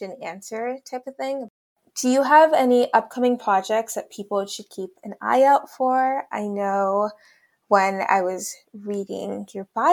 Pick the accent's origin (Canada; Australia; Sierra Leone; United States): Sierra Leone; I'm from Sierra Leone, the land of the lions.